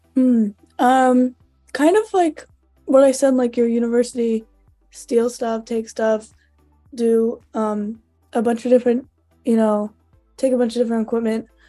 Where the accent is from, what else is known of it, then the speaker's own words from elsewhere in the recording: St. Louis, Missouri, United States; moved away as an adult; now in Iowa, United States; I am originally from St. Louis, Missouri